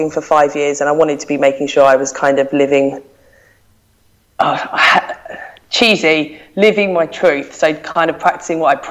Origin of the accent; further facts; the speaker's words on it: London, United Kingdom; moved away as an adult; now in Manchester, United Kingdom; I live in Manchester. I'm originally from South London, as you'll be able to tell by my voice.